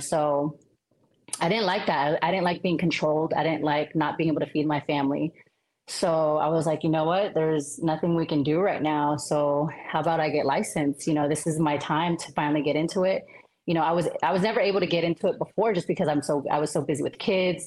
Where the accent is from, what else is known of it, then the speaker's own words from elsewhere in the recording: Sacramento, California, United States; also born or lived in Cavite City, Philippines; now in Las Vegas, United States; I grew up in Sacramento, California